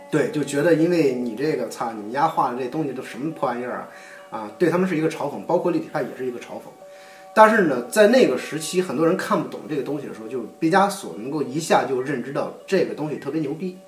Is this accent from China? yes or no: yes; China; 我们中国人的教育